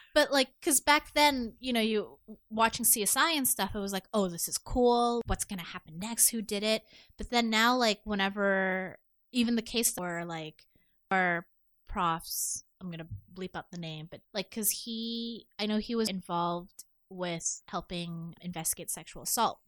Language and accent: English; Toronto, Ontario, Canada; I grew up in Chin and Finch